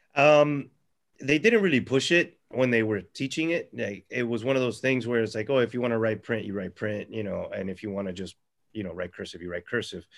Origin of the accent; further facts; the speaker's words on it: Florida, United States; I'm a local writer. I'm from Florida.